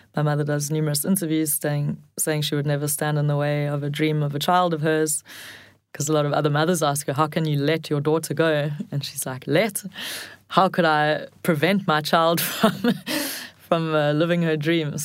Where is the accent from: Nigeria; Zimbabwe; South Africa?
South Africa; as a South African